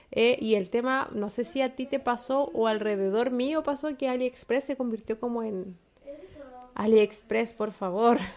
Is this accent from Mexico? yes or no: no; Chile; ¿Cómo, nosotros podemos? españoles, no, como chilenos.